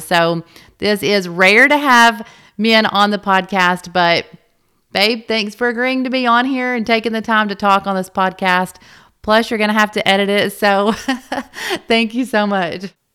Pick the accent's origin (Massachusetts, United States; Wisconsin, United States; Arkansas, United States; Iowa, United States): Arkansas, United States; North Little Rock; we were both born and raised in the North Little Rock area